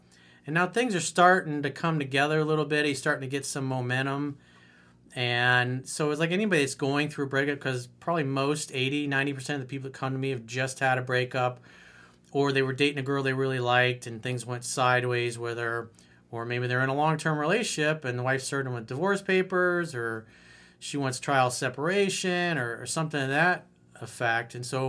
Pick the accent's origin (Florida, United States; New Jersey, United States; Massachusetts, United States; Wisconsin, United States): Florida, United States; so I moved back to my home state of Florida to pursue a career as a commercial pilot.